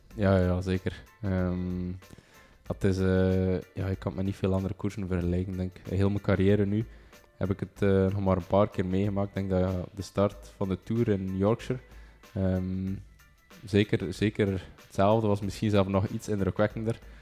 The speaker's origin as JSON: {"language": "Dutch", "town": "Bruges", "region": "Flanders", "country": "Belgium", "said": "ik van Brugge ben"}